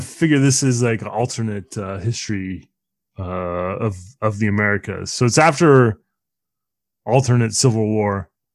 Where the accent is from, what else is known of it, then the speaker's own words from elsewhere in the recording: Bay Area, California, United States; I grew up in the Bay Area.